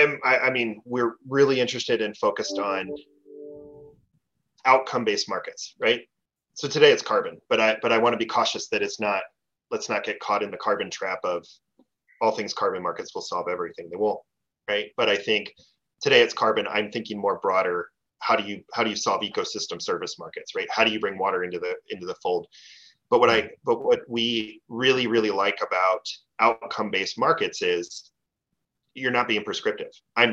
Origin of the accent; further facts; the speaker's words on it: East Coast, United States; I grew up on the East Coast, right?